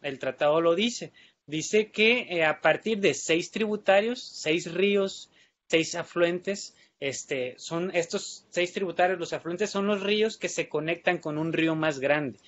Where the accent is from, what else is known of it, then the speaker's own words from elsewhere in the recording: Colima, Mexico; yo soy originario de Colima, entonces estudié en la Universidad de Colima